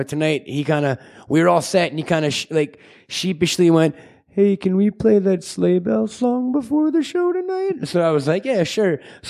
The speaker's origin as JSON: {"language": "English", "area": "Long Island", "region": "New York", "country": "United States", "tie": "born or raised there", "moved": "yes", "said": "I grew up in Long Island, and a big thing around this holiday season was even though we're dirty Jew heathens, we would drive around."}